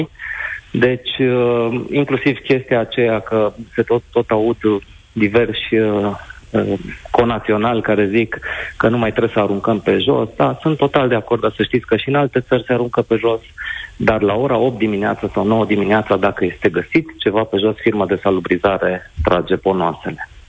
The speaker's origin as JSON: {"language": "Romanian", "town": "Timișoara", "region": "Timiș County", "country": "Romania", "said": "sunt din Timișoara"}